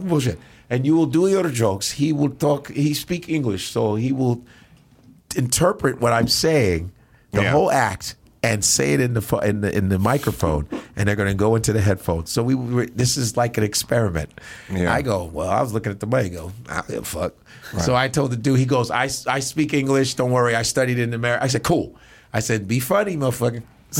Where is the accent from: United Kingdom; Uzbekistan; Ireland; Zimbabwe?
Uzbekistan; I'm from Uzbekistan, Turkestan.